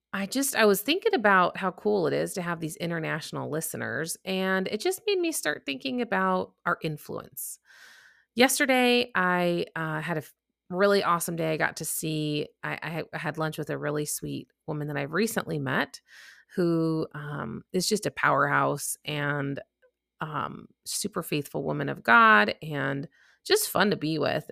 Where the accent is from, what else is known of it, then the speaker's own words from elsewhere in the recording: Chicago, Illinois, United States; now in Texas, United States; if you couldn't tell from my accent, I'm from the Midwest. Chicago. Uh, but now I'm actually down in Texas